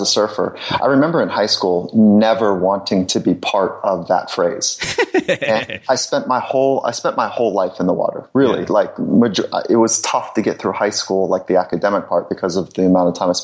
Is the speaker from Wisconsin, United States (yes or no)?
no; Southern California, United States; I grew up in Southern California, so surfing was the group that I spent most of my time with.